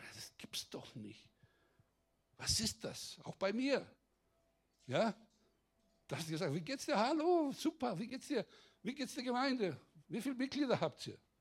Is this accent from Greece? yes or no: yes; Greece; Bei uns in Griechenland